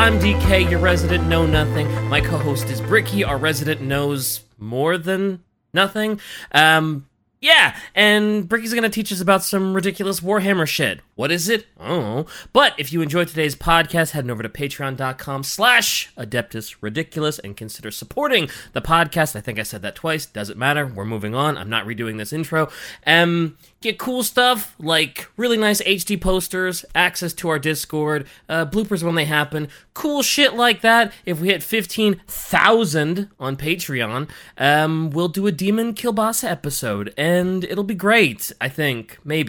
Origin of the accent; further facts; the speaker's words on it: United States; I'm American.